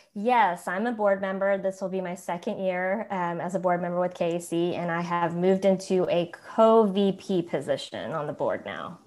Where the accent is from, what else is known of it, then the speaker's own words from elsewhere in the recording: Tulsa, Oklahoma, United States; moved away as an adult; also born or lived in South Korea; now in Atlanta, United States; growing up in Tulsa, Oklahoma, and I was adopted in the seventies